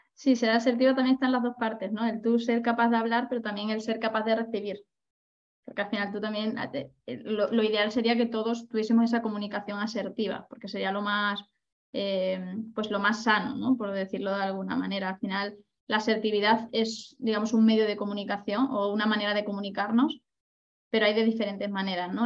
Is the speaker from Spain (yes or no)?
yes; Badajoz, Extremadura, Spain; moved away as an adult; also born or lived in Ibiza; de donde yo vengo, que es de, de Badajoz